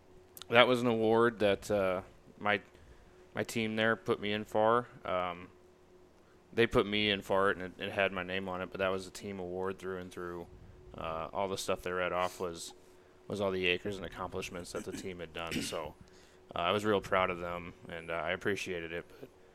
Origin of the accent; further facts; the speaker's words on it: Marthasville, Missouri, United States; I grew up in East Central Missouri, little town of Marthasville. It's about an hour west of St. Louis.